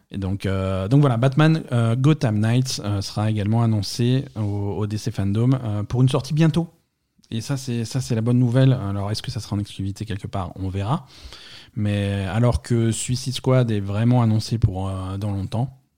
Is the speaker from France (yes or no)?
yes; France; chez nous en France